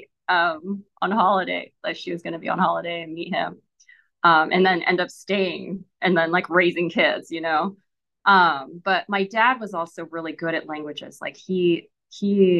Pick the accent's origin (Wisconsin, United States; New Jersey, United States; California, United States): California, United States; the Bay Area; first language Japanese; moved away as an adult; now in Taiwan; I grew up in the Bay. Like I went to college in Berkeley